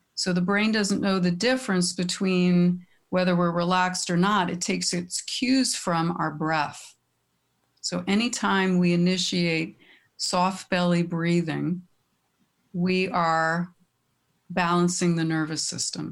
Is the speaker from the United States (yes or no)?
yes; Teaneck, New Jersey, United States; I grew up in Teaneck. I'm, I'm back in Bergen County